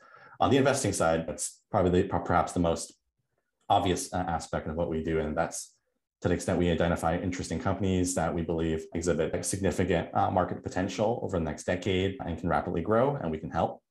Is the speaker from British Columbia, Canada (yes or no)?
yes; Vancouver, British Columbia, Canada; moved away as an adult; also born or lived in Toronto; I was born and raised in Vancouver